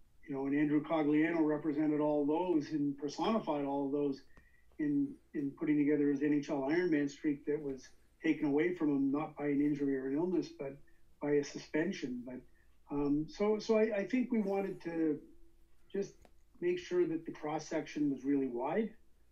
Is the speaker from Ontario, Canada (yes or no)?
yes; Toronto, Ontario, Canada; where I grew up in Scarborough